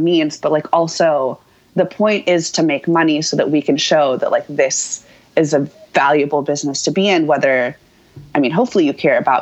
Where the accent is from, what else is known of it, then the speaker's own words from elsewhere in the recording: Houston, Texas, United States; moved away as an adult; also born or lived in Austin, Texas; now in New York, United States; I grew up in Texas, so I was going, and I lived in Austin for 10 years, but I grew up in Houston